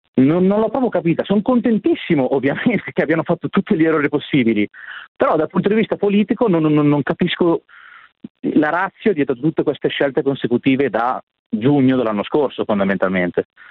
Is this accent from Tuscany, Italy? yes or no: no; Milan, Lombardy, Italy; Io però sono di Milano